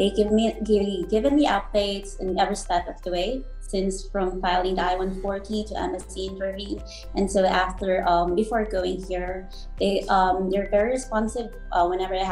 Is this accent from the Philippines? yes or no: yes; Philippines; moved away as an adult; now in United States; we Filipino nurses